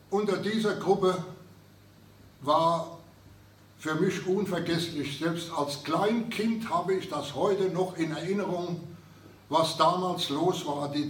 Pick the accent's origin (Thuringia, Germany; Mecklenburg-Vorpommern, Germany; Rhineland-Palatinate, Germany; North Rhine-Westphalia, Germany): Rhineland-Palatinate, Germany; Kaiserslautern; gerade bei uns in Kaiserslautern herrschte auch noch die Besatzung